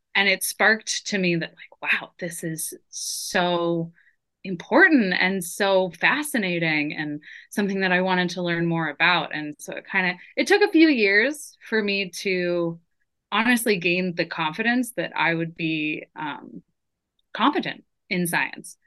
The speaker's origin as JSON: {"language": "English", "town": "San Diego", "region": "California", "country": "United States", "tie": "born or raised there", "moved": "yes", "lives_now": "Tacoma, United States", "said": "I grew up in San Diego"}